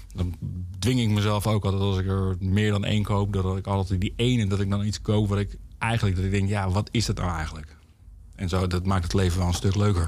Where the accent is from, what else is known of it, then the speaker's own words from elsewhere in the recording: Heerhugowaard, North Holland, Netherlands; ik kom uit Heergewaard vandaan